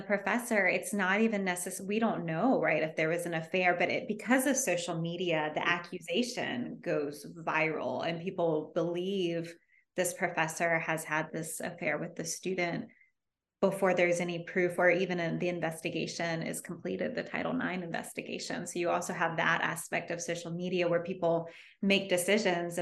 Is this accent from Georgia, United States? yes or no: yes; Georgia, United States; also born or lived in Davis, California; I'm from Georgia